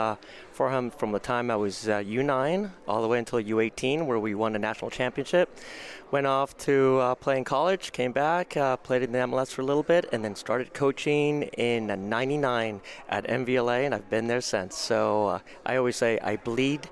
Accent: Bay Area, California, United States; I was from the Bay Area, so I lived at home.

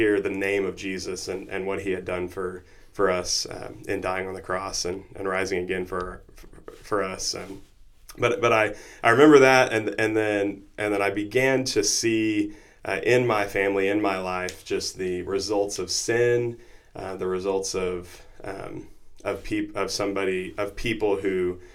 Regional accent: Noble, Oklahoma, United States; I grew up in Noble, Oklahoma, not too far from here.

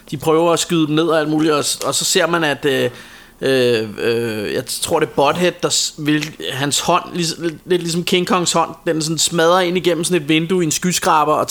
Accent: Copenhagen, Capital Region of Denmark, Denmark; Jeg er fra Sydhavn

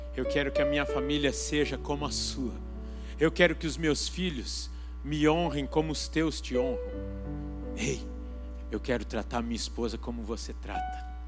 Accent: Brazil; eu sou brasileiro, amo o Brasil

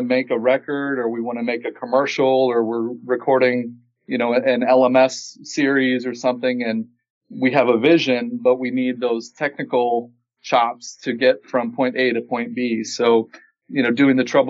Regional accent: Peoria, Illinois, United States; my hometown, Peoria, Illinois

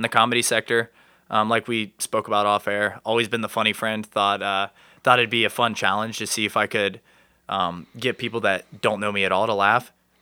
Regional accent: New Lexington, Ohio, United States; I'm from New Lexington, Ohio. It's down by Hocking Hills area. Small town vibes.

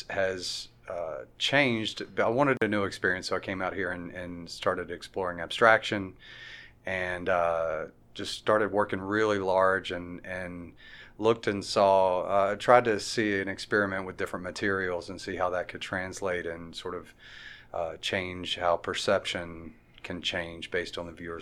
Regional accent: Sulphur, Louisiana, United States; also born or lived in New York / New Jersey; now in Fayetteville, United States; I'm from Sulphur, Louisiana, and spent 20 years out in New York and New Jersey on the East Coast

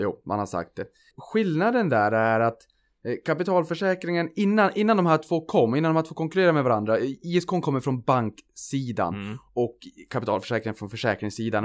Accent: Norrland, Sweden; jag är norrlänning

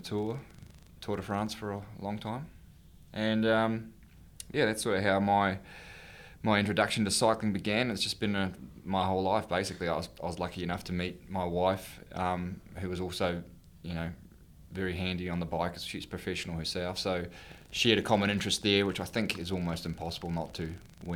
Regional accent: Dunedin, Otago, New Zealand; moved away as an adult; also born or lived in United States / Europe; I'm originally from Dunedin, New Zealand

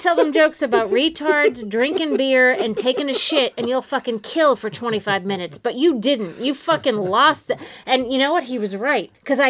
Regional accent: Revere, Massachusetts, United States; moved away; also born or lived in New York; I'm from Revere.

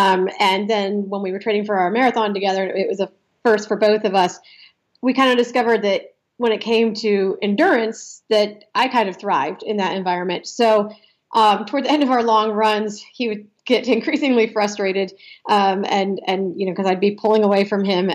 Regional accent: Ohio, United States; moved away as an adult; also born or lived in Philadelphia area; I grew up in Ohio

